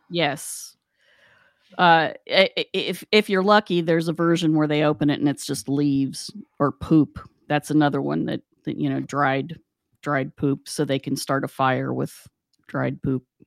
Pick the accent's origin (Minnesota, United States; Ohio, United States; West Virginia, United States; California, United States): West Virginia, United States; we grew up in West Virginia